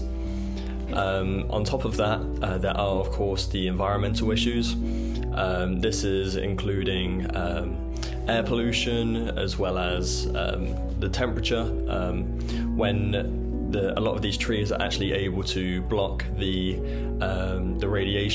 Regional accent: England, United Kingdom; moved away as an adult; I was recruited from England

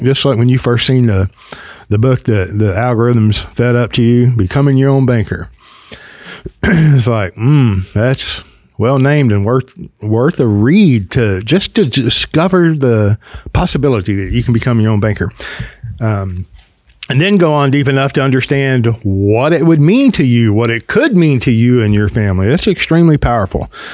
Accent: the South, United States; accent: Southern; I'm in the South as if you couldn't tell. Let me help you out by my accent, right?

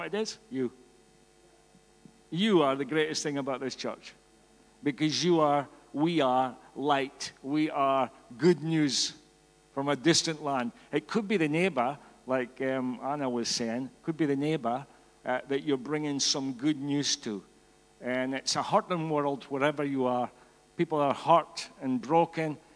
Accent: Scotland, United Kingdom; accent: Scottish; I'm Scottish, in case you didn't get the accent

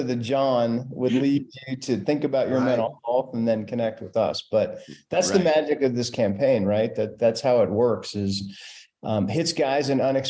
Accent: Denver, Colorado, United States; I grew up in Denver. I never thought I would stay there, but after college, I moved back

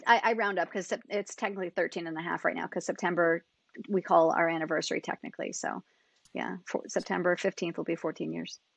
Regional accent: Niskayuna, New York, United States; moved away as an adult; also born or lived in California / Colorado; I grew up in Niskayuna, which is just outside of Albany

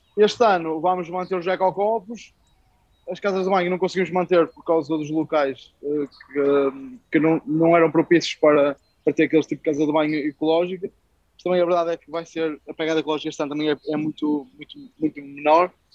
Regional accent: Braga, Norte, Portugal; nós somos de Braga, a verdade, somos de Braga

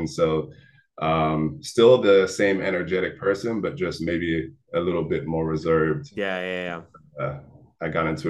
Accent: Atlanta, Georgia, United States; I came from Atlanta where things were a little slower.

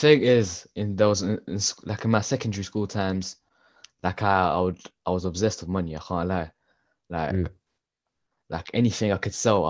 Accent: Ilford, London, United Kingdom; I grew up in East London, Ilford.

